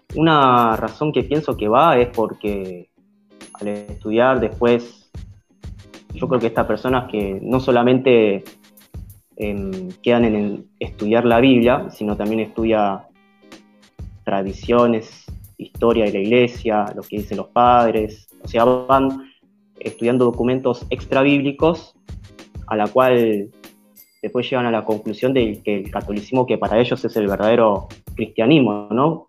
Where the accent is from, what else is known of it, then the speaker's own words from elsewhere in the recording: Argentina; acá nosotros como argentinos